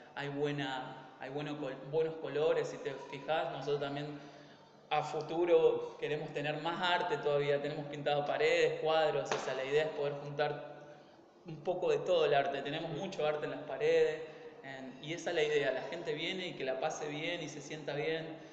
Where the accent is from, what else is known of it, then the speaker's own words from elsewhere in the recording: Argentina; moved away; yo me incluyo, que soy latino, o sea, más allá que somos argentinos, pero latinos